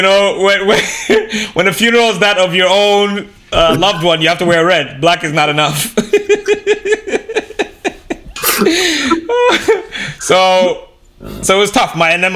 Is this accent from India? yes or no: no; Canada; growing up in Canada